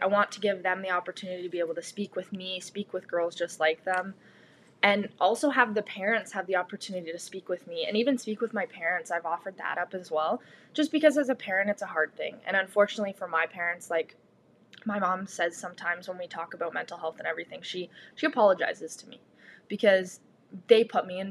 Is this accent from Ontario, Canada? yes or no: yes; Georgina, Ontario, Canada; my hometown, Georgina